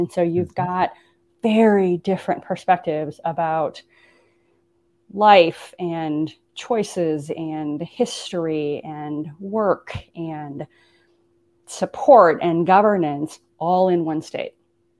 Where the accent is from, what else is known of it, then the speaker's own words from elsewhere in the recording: Midwest, United States; Growing up in the Midwest had a very distinct kind of cultural underpinning.